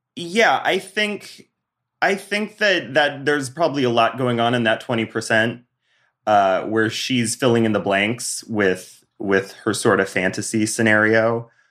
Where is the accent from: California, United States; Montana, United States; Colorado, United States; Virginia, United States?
Montana, United States; Bozeman; moved away; I'm from Bozeman